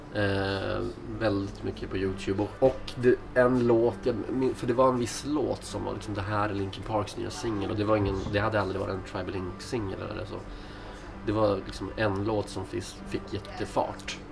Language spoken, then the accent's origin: Swedish; Skellefteå, Västerbotten County, Sweden; moved away as an adult; also born or lived in Stockholm; now in Skellefteå, Sweden; jag är från Skellefteå och spelade mycket musik när jag var yngre